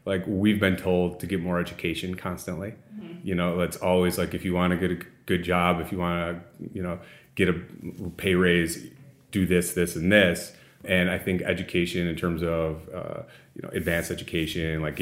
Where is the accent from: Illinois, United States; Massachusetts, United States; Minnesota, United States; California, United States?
Illinois, United States; moved away as an adult; also born or lived in Waukesha, Wisconsin / Washington, D.C.; now in Wisconsin, United States; I grew up in Illinois